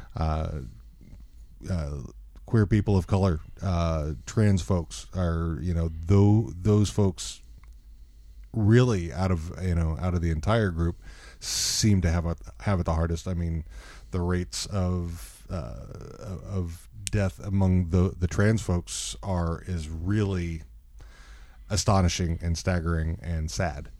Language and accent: English; Texas, United States; moved away; coming from Texas in the time that I came from Texas